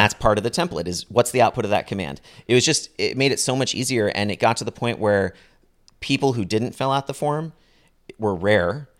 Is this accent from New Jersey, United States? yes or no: no; Bay Area, California, United States; growing up in the Bay Area